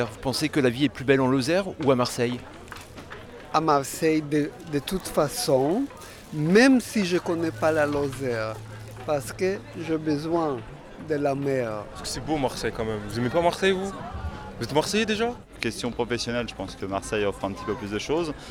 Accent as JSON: {"language": "French", "country": "United States", "second_language": "French", "said": "Oui, j'ai un accent parce que je suis américain."}